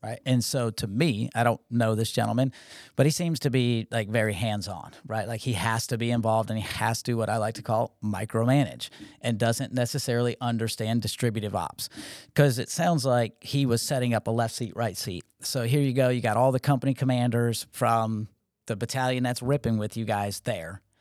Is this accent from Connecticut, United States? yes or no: yes; Connecticut, United States; now in Georgia, United States; I grew up in Connecticut